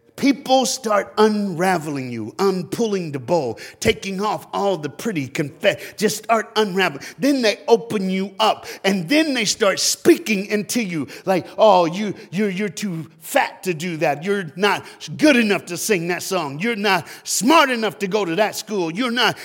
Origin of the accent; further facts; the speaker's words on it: Florida, United States; I'm from Florida